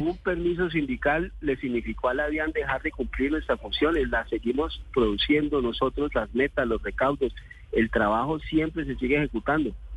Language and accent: Spanish; Colombia; como, como colombianos